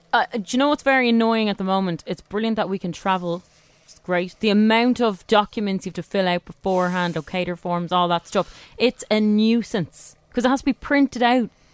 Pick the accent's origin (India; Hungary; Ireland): Ireland; Dublin, Leinster; I'm from Dublin three